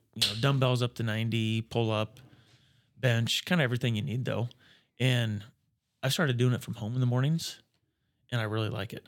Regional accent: Atkinson, Nebraska, United States; moved away as an adult; also born or lived in Iowa; now in Norfolk, United States; So I grew up in Atkinson

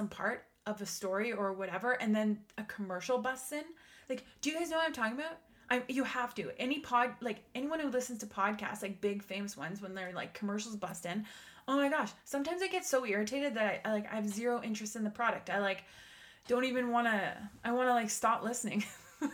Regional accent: Canada; I am Canadian

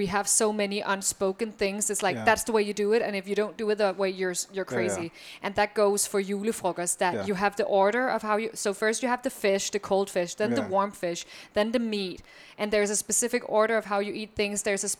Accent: Copenhagen, Capital Region of Denmark, Denmark; born or raised there; moved away; also born or lived in New York / Berlin

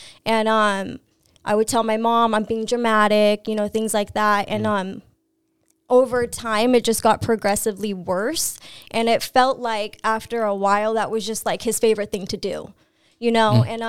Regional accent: Lakeside, California, United States; also born or lived in Santee / El Cajon; Grew up in Lakeside, moved to Santee, then ended up in El Cajon somehow.

